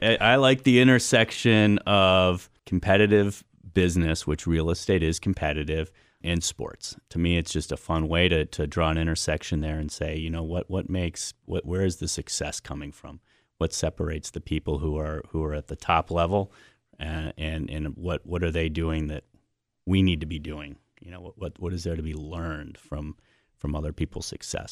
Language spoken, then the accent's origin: English; Cleveland, Ohio, United States; moved away as an adult; also born or lived in Colorado / Australia; now in Cleveland, United States; I grew up, uh, on the west side of Cleveland in, uh, in Fairview Park in Rocky River